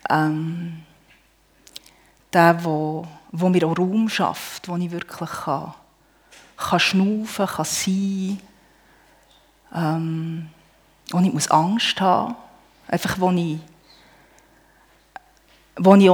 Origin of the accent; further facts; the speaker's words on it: Bern, Switzerland; ich bin auf einem Bauernhof im Emmital aufgewachsen.